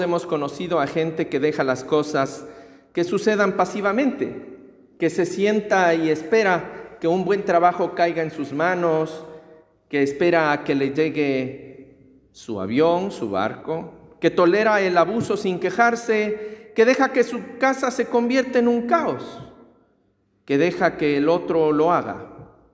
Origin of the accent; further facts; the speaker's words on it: Ecuador; En mi tierra es, en el Ecuador